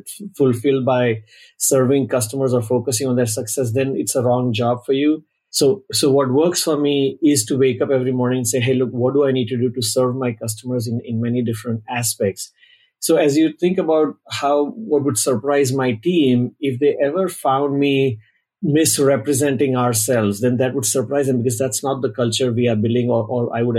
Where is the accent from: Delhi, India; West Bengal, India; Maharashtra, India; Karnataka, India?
Maharashtra, India; Mumbai; moved away as an adult; now in Bay Area, United States; I was born in Mumbai, India, many years ago, and I'm based out of the Bay Area since around 2000, so 23 years locally